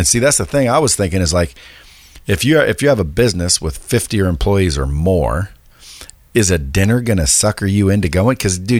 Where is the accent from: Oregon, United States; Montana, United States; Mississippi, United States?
Oregon, United States; Eugene; I was born and raised in Northwest, Eugene, Oregon.